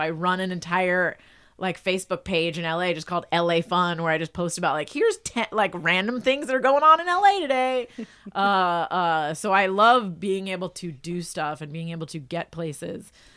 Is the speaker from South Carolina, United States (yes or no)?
no; New Jersey, United States; I'm from New Jersey